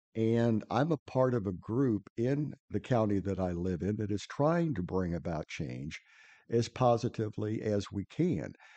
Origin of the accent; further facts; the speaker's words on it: Midwest, United States; moved away; I'm originally from the Midwest